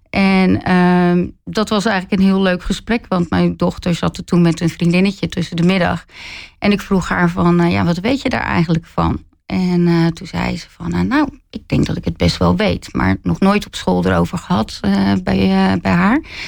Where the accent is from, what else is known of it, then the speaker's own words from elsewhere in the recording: Zevenhuizen, South Holland, Netherlands; also born or lived in Rotterdam; Ik kom zelf uit Zevenhuizen. En eh, ik heb wel een tijd ook in Rotterdam gewoond. Ben weer teruggegaan naar Zevenhuizen. Dus eh, ja, echt eh, heel dorps opgevoed.